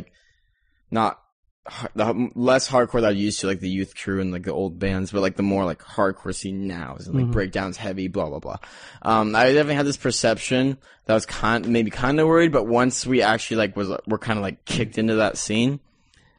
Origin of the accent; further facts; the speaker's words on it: San Diego, California, United States; Growing up in San Diego